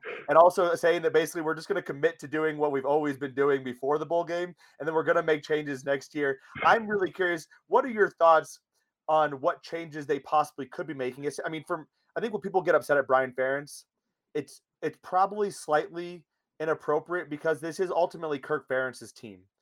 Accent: Iowa, United States; now in Denver, United States; I'm from Iowa

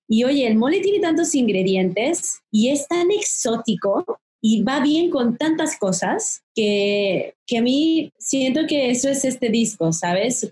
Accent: Mexico; tenemos como mexicanos y, y, de la cotidianidad también del, del ser mexicano

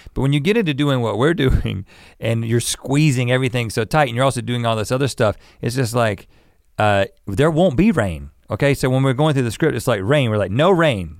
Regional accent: North Carolina, United States; moved away; growing up in North Carolina as kids

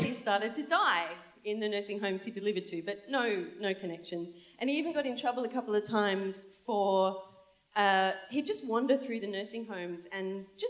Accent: Sydney, New South Wales, Australia; I'm originally from French's Forest

